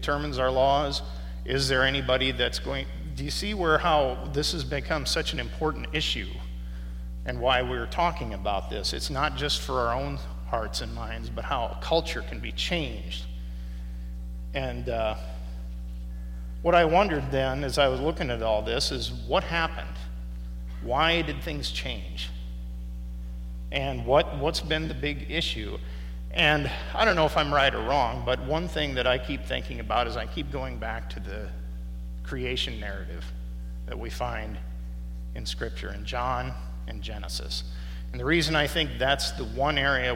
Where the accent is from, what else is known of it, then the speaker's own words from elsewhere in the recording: Midwest, United States; as a Midwesterner